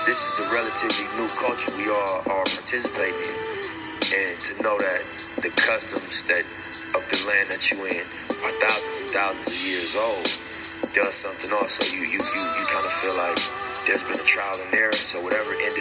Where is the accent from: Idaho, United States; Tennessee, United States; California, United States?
California, United States; Los Angeles; my dad is from Africa, but I was raised in South Central